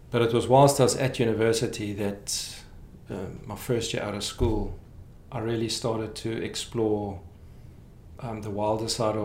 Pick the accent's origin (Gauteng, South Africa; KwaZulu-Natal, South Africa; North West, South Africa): Gauteng, South Africa; Krugersdorp; moved away as an adult; now in Canada; I was born in Krugersdorp and then moved to lots of little satellite towns around.